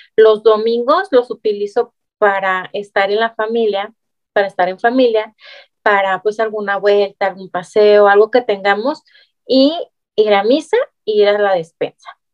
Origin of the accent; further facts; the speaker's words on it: Guadalajara, Jalisco, Mexico; moved away as an adult; now in Monterrey, Mexico; yo soy de Guadalajara junto con toda mi familia y llegamos aquí a Monterrey hace tres años